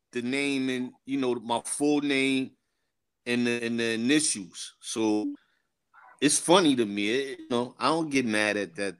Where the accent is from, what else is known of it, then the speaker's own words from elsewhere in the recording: Queens, New York, United States; You know, I grew up in Jamaica, Queens as well.